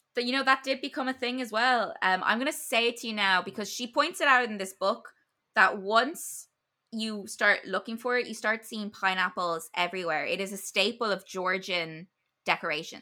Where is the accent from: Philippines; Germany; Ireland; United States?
Ireland; as an Irish person